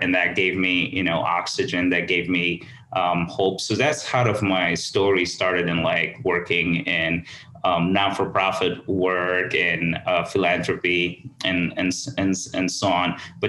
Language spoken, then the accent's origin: English; Abu Dhabi, United Arab Emirates; moved away as an adult; also born or lived in Somaliland; now in Chicago, United States; And I grew up in Abu Dhabi. That's where I was raised. And I was there for 16 years.